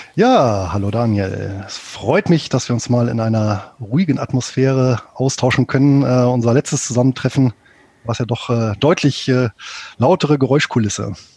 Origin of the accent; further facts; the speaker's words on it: Bonn, North Rhine-Westphalia, Germany; moved away as an adult; now in Southern Lower Saxony, Germany; Ich bin hier in Deutschland, in Bonn geboren